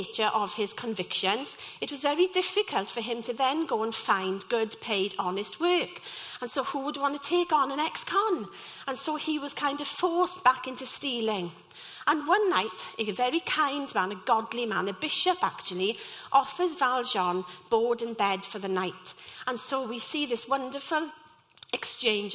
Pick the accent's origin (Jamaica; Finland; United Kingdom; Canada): United Kingdom; Llanelli, Wales; I'm from Llanelli and was part of the local youth theatre there.